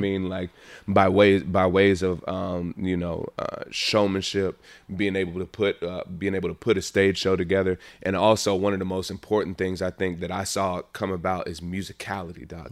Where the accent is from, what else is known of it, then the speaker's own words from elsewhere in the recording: Montgomery, Alabama, United States; moved away; also born or lived in Los Angeles; born and raised in Montgomery, Alabama